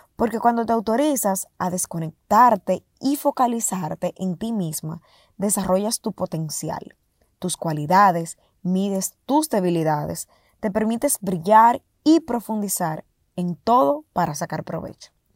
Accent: Dominican Republic; primer e-commerce en mi país eh, en el sector con pagos registrado y transparentado en República Dominicana

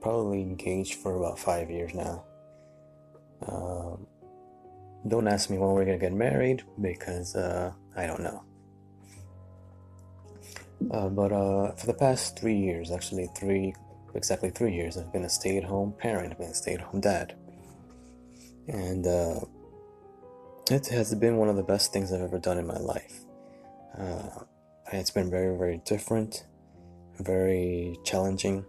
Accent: New York City, New York, United States; I'm originally from New York City.

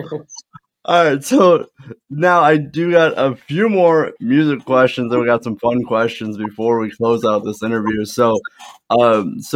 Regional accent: Midwest, United States; I'm from the Midwest

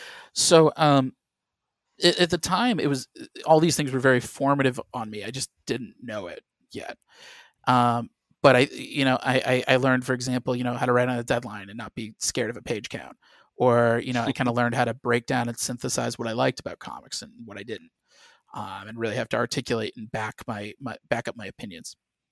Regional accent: Midwest, United States; And granted, I grew up in the Midwest. You know, I didn't know any professional writers in any capacity

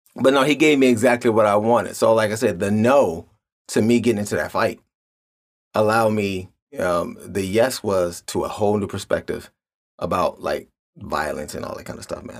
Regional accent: Cleveland, Ohio, United States; I grew up in Cleveland.

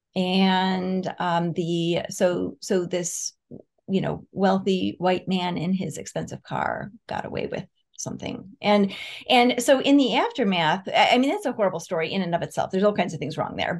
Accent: Rochester, New York, United States; I grew up in Rochester, New York

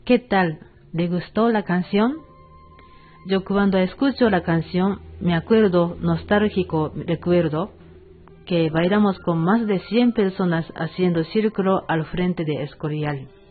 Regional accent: Fukuoka, Japan; Spanish is a second language; moved away as an adult; now in Bolivia; Letra expresa su vida cotidiana en Prefectura Fukuoka, que es mi tierra natal

